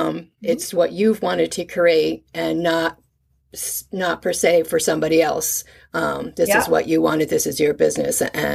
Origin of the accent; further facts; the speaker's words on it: Connecticut, United States; moved away as an adult; now in Delaware, United States; I'm originally from Connecticut, and I've never made it up that far.